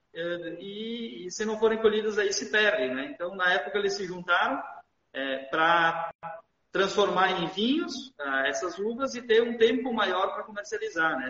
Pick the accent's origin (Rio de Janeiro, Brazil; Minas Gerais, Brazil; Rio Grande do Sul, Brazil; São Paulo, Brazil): Rio Grande do Sul, Brazil; Garibaldi; eu sou natural aqui de Garibaldi, né? Nasci, me criei ah, aqui na, na cidade mesmo